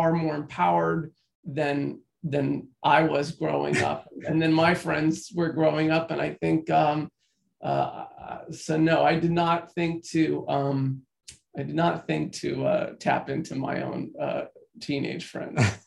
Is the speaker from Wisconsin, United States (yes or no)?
no; Florida, United States; I grew up in Florida in the 90s